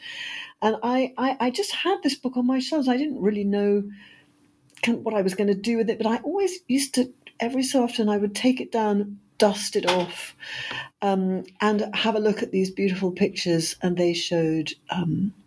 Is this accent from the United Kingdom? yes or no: yes; United Kingdom; now in London, United Kingdom; I am a British historian and novelist